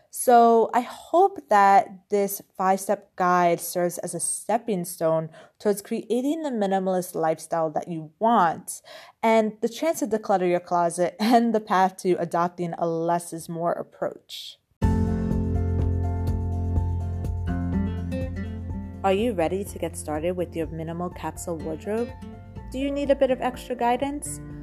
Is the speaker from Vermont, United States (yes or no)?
no; New York, United States; now in Europe; I grew up in New York